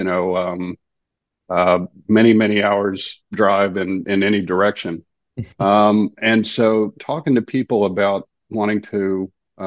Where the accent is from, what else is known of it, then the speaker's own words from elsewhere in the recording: Galveston, Texas, United States; growing up in Galveston